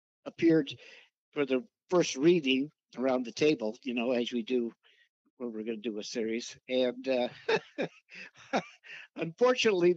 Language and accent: English; Richmond, California, United States; I grew up in East Bay, city of Richmond